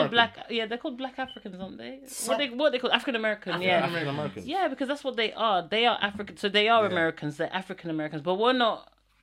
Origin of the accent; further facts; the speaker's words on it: Netherlands; now in United Kingdom; I'm meant to be Dutch. My nationality, I was born there, raised there. I don't feel like I'm Dutch.